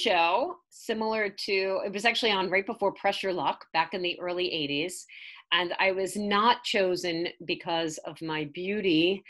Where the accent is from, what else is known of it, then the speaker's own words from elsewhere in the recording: New York City, New York, United States; And I grew up in Staten Island, New York. And I had the worst accent you could ever have.